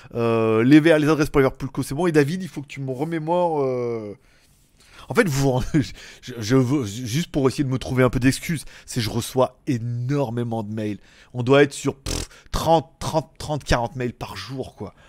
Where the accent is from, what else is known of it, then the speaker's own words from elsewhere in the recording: France; moved away as an adult; also born or lived in China; now in Thailand; je réside en Thaïlande depuis 3 ans, après avoir vécu en Chine pendant 5 ans, et après avoir vécu en France pendant 30 ans